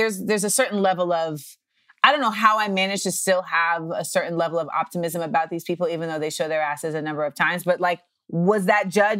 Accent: Orlando, Florida, United States; I'm from Orlando.

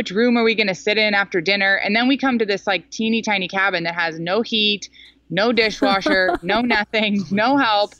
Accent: Silicon Valley, Bay Area, California, United States; moved away; I grew up in Silicon Valley in the Bay Area

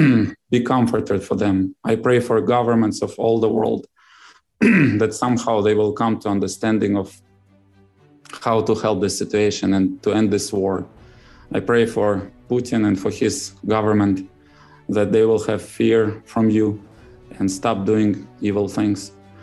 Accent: Uzbekistan; born there; No, I was born in Uzbekistan.

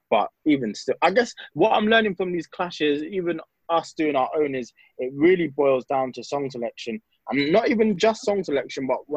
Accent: United Kingdom; especially where we're British, but we're like second generation.

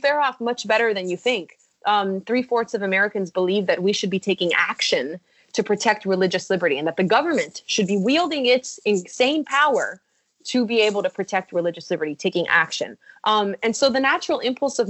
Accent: Mexico; English is a second language; now in United States; I'm coming from Mexico

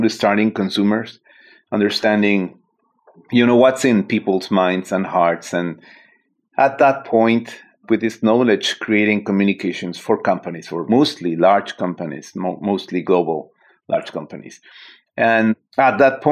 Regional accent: Mexico City, Mexico; moved away as an adult; also born or lived in San Francisco Bay Area, United States; now in San Francisco, United States; I am originally from Mexico City, and I relocated in the Bay Area, San Francisco, 9 years ago, actually.

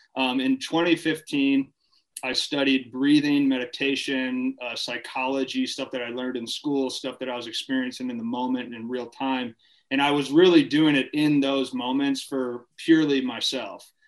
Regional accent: Farmington, Michigan, United States; moved away as an adult; also born or lived in Ohio / Minnesota; I'm from originally from Farmington, Michigan. Okay. Um, grew up in Michigan. Family moved around a little bit. Lived in Ohio a little bit as a kid. Ended up coming back to Michigan

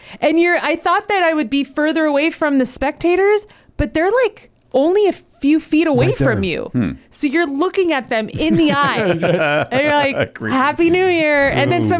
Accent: Hacienda Heights, California, United States; I grew up in Hacienda Heights, which is a suburb here.

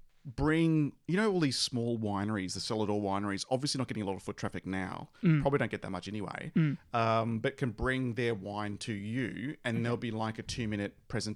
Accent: Australia; accent: Bogan; my normal Bogan accent

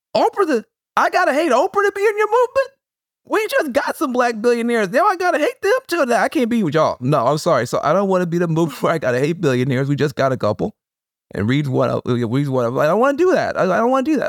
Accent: Jackson, Tennessee, United States; being from the edge of a small town in the middle of a red state

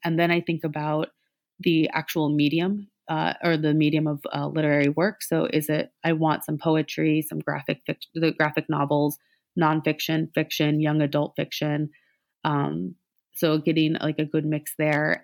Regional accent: Columbia, Missouri, United States; I'm from mid-Missouri, um, born and raised

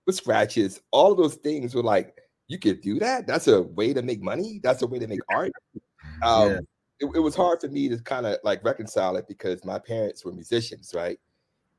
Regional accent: Washington, District of Columbia, United States; I'm from DC

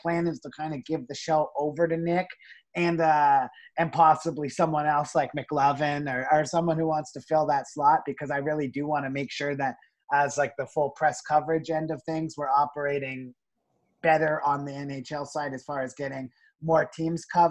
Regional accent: Niagara Falls, Ontario, Canada; I was born and raised in Niagara Falls, Ontario

